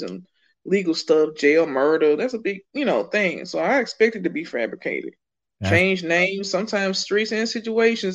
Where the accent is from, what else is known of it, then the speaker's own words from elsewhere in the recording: Birmingham, Alabama, United States; moved away; also born or lived in Colorado / Decatur, Georgia; I'm from Birmingham, Alabama